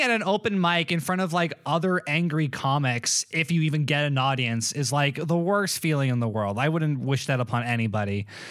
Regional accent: Malibu, California, United States; also born or lived in Florida; I was born in Malibu

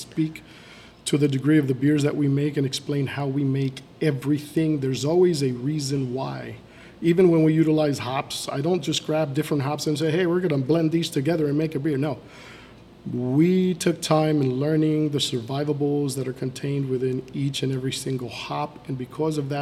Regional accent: Miami, Florida, United States; moved away as an adult; also born or lived in Nicaragua / England / Peoria, Illinois; now in Fort Myers, United States; We moved down and settled into Miami. I grew up my entire life there.

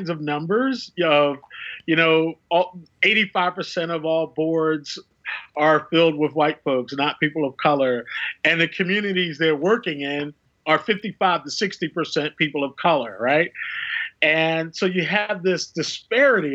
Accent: Philadelphia, Pennsylvania, United States; moved away; I'm from Philadelphia

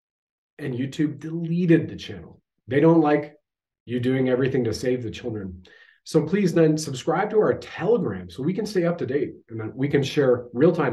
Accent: Canada

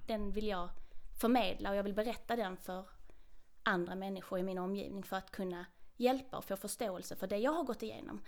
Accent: Trelleborg, Skåne, Sweden; now in Kiruna, Sweden; jag är ju född och uppvuxen där

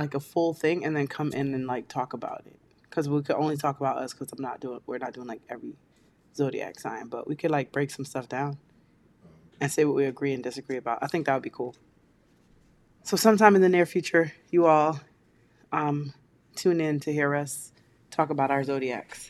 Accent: Kingston, Jamaica; moved away; also born or lived in New York; my hometown of Kingston, Jamaica.

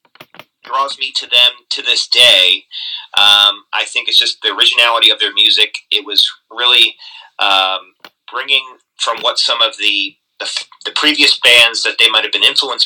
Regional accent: Baltimore, Maryland, United States; I grew up in Baltimore

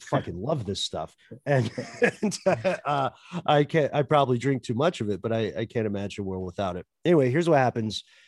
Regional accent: Tennessee, United States; accent: Tennessee; I have a Tennessee accent that comes out in words like mill and hill

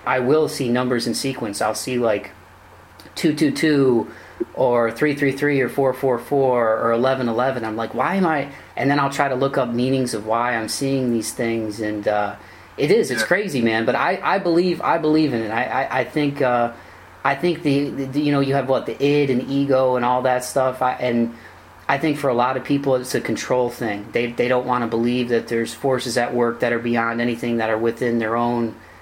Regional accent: Toledo, Ohio, United States; my hometown, Toledo

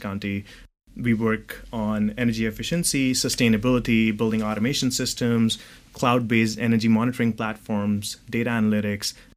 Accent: New Delhi, Delhi, India; moved away as an adult; also born or lived in Dubai, United Arab Emirates; now in California, United States; So I was born in New Delhi, uh, in India, and I moved out of uh, out of India at the age of 18.

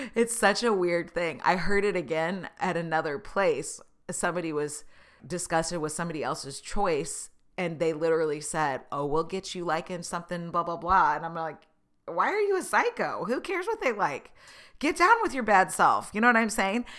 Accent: Tulsa, Oklahoma, United States; I was born in Tulsa. I went to school in Oklahoma

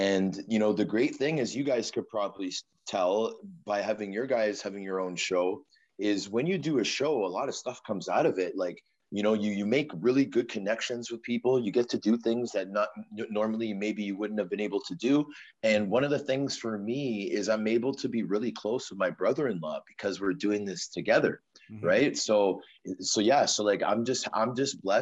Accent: Toronto, Ontario, Canada; also born or lived in Vancouver, Canada; So I was born in Vancouver on the west coast of Canada. And my family moved to Toronto when I was 6 years old. So okay. I had a short part of my upbringing in Van City, but the majority of my upbringing was in Scarborough, a suburb of Toronto

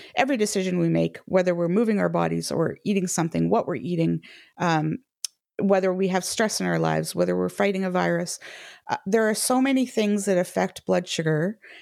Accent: Canada; now in United Kingdom; I'm a Canadian living in the U K

